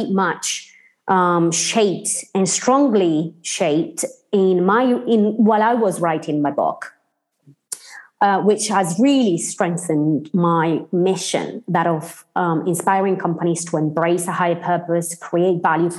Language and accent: English; Sardinia, Italy; English is a second language; moved away as an adult; also born or lived in Cambridge, United Kingdom; I'm precisely from Sardinia. I grew up in the Sardinian countryside until I was 19 years old.